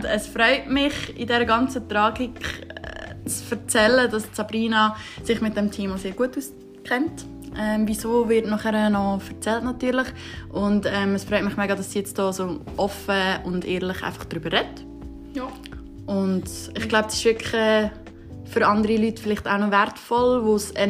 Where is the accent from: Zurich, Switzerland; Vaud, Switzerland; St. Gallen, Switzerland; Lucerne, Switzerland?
Lucerne, Switzerland; ich bin Luzerner.